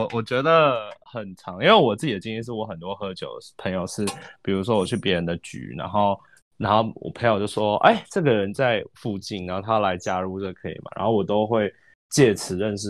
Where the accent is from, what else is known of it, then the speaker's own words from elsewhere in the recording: Taiwan; 我觉得会不会是跟我台湾人比较害羞？